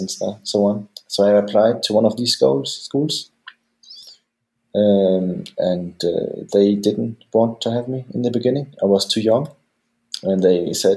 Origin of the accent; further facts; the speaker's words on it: Denmark; also born or lived in Germany / San Francisco; now in Cologne, Germany; I'm half German, half Danish, born in Germany. And then when I was 8, my parents decided to move to Denmark, where I actually stayed the most of my time.